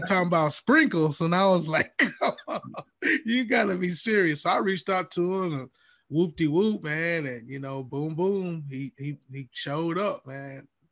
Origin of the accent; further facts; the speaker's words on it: Alabama, United States; moved away as an adult; now in Georgia, United States; I'm from Alabama